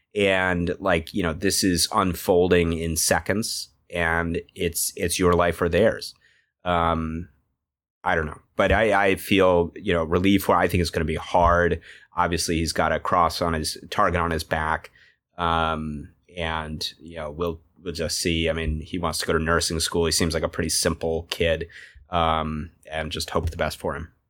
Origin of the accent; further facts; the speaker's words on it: United States; moved away; I'm a US citizen